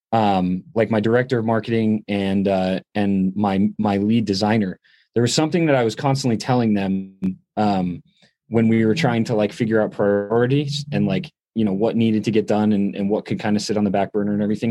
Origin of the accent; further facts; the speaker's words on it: upstate New York, United States; also born or lived in Middletown, New York; I grew up in upstate New York